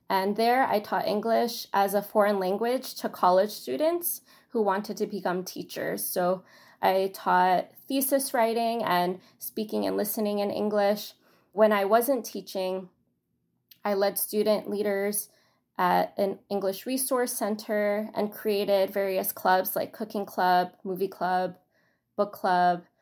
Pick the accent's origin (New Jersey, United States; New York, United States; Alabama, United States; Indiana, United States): New York, United States; New York City; also born or lived in China; I am from Astoria, Queens